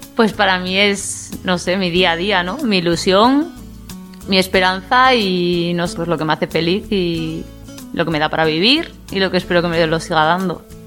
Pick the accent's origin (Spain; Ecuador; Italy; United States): Spain; Tudela, Navarre; tengo 28 años y soy de Tudela